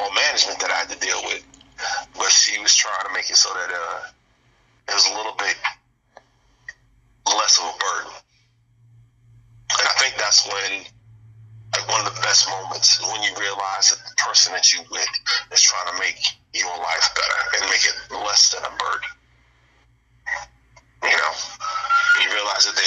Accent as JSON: {"language": "English", "town": "New Orleans", "region": "Louisiana", "country": "United States", "said": "I'm from Louisiana, from New Orleans"}